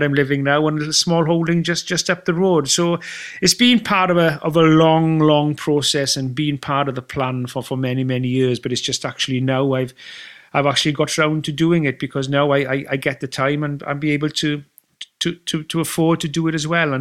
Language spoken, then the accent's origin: English; Wales, United Kingdom; as a Welshman